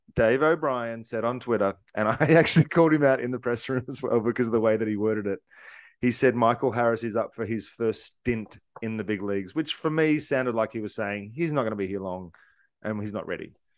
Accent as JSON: {"language": "English", "country": "Australia", "said": "I'm from Australia. We're part of the Commonwealth. We grew up respecting and, and loving the Queen"}